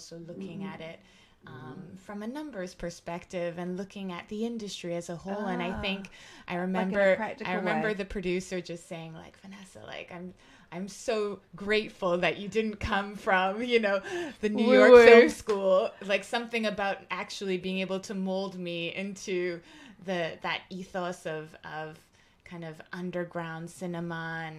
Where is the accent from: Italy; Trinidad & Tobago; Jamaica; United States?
Jamaica; And it was also just important for me to see that as a Jamaican, that there is such a strong connection to Africa.